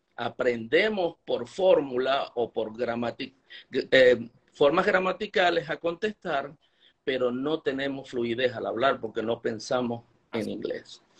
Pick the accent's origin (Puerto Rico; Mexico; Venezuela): Venezuela; moved away as an adult; now in Utah, United States; cuando salí de Venezuela pensé que mi carrera como profesor había terminado